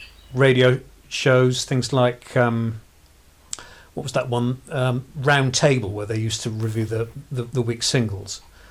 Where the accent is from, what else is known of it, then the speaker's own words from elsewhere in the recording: South West England, United Kingdom; Actually I grew up in Somerset, but not far.